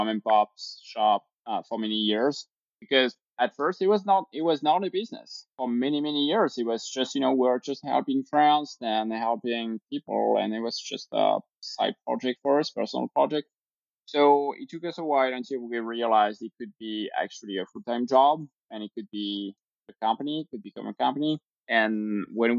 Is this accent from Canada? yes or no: no; France; moved away as an adult; also born or lived in Normandy, France / Provence, France / Sydney, Australia / Paris, France; now in New York, United States; I was born in France, lived in a small, you know, village. Then we moved around. I spent part of my life in Provence, very nice area, and then studied in the south of France